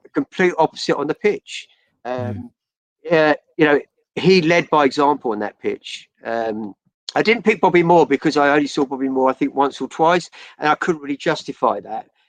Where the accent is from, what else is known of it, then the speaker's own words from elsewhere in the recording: Chelmsford, East of England, United Kingdom; now in Surrey, United Kingdom; I grew up in Chelmsford.